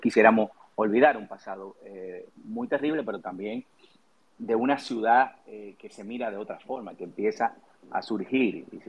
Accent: Santo Domingo, Distrito Nacional, Dominican Republic; yo realmente soy un hijo de Gasco que de, San Jerónimo

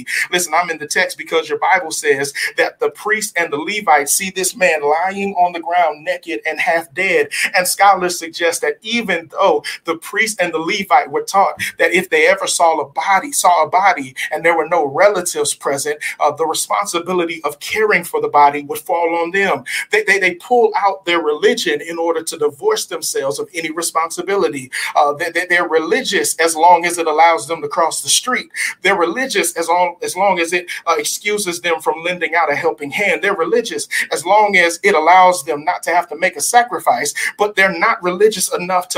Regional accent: Southern California, United States; I'm from Southern California.

